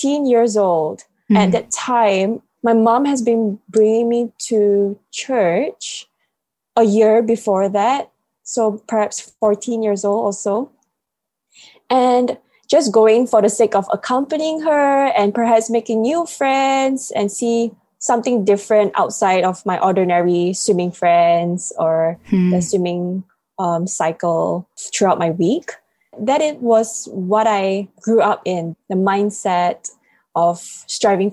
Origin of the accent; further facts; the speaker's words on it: Malaysia; I'm from Malaysia. Sunny, humid, rainy Malaysia.